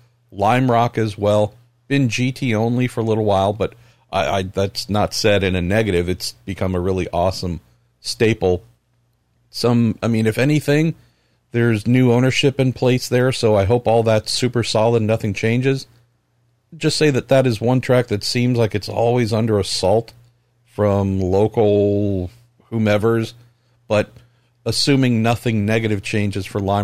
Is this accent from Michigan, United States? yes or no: no; Belmont, California, United States; I grew up in my hometown of Belmont, California, in the Bay Area here. 28,000, I believe, was the population.